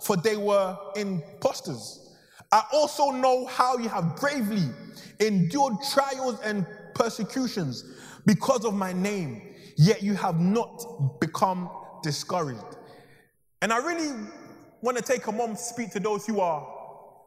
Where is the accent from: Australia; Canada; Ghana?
Ghana; now in London, United Kingdom; I'm even from Ghana, or two, that was actually my old high school